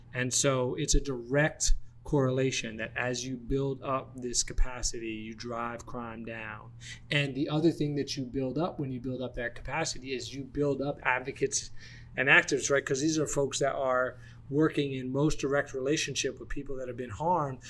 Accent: Atlanta, Georgia, United States; moved away; also born or lived in Washington, D.C.; growing up in Atlanta and then yeah. living in DC

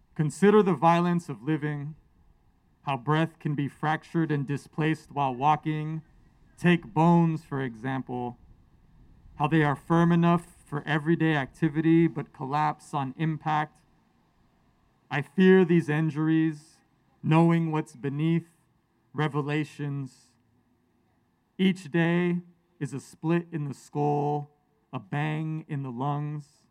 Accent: San Francisco Bay Area, California, United States; both of my parents were born and raised in Mexico, immigrated in the 70s, and I grew up here in the Bay Area

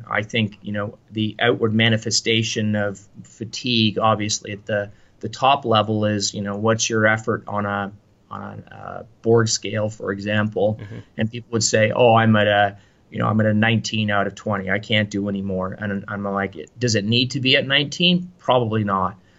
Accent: Canada; I say this even as a Canadian

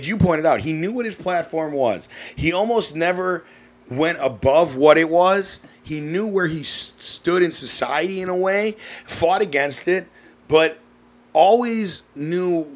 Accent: Glenview, Illinois, United States; I'm from Glenview, and we have brick sidewalks

